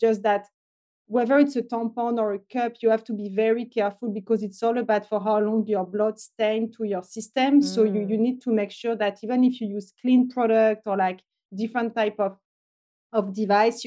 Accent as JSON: {"language": "English", "area": "France near Paris", "region": "Île-de-France", "country": "France", "tie": "born or raised there", "second_language": "English", "moved": "yes", "said": "I'm French originally. I grew up in France near Paris."}